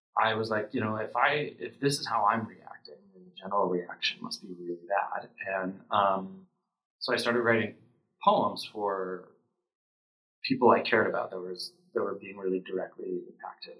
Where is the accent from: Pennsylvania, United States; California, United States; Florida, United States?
Pennsylvania, United States; where I grew up in Pennsylvania